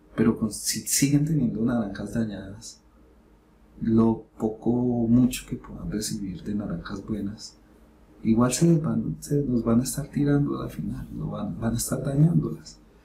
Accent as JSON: {"language": "Spanish", "region": "Bogotá", "country": "Colombia", "said": "Yo soy de Bogotá, de la capital."}